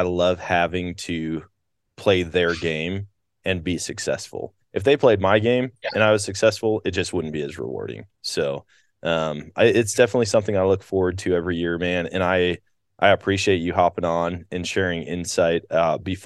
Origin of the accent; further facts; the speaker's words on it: Wisconsin, United States; moved away; I grew up in Wisconsin